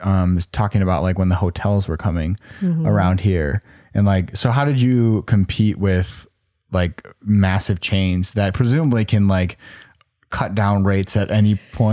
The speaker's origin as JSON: {"language": "English", "town": "Milwaukee", "region": "Wisconsin", "country": "United States", "said": "we're from Milwaukee."}